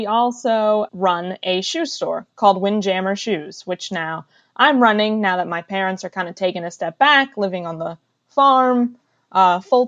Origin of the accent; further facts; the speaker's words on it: Frederick, Maryland, United States; I was born and raised in Frederick, Maryland